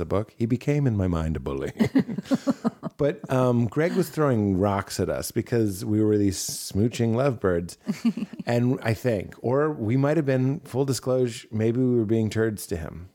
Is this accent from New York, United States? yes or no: no; Melrose, Massachusetts, United States; When I was growing up in Melrose, Massachusetts